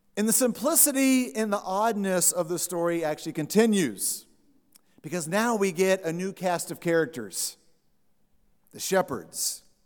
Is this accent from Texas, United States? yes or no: yes; Texas, United States; I said, "Texas?"